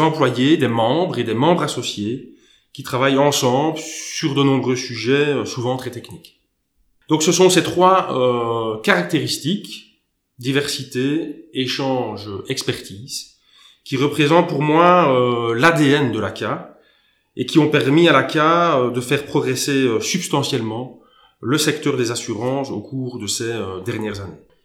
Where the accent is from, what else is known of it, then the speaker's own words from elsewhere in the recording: Luxembourg; also born or lived in Belgium / Germany; ayant vécu toute mon enfance euh, au Grand-Duché de Luxembourg